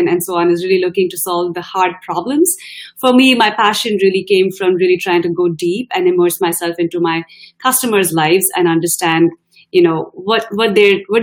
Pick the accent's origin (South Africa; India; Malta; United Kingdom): India; moved away as an adult; now in United States; I'm an Indian woman of color